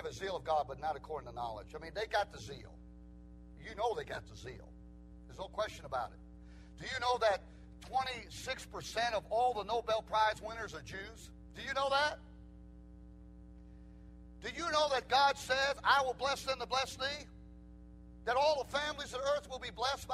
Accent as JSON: {"language": "English", "country": "United States", "also_born_or_lived": "Israel / Korea", "said": "I'm American. I always felt I was an American first"}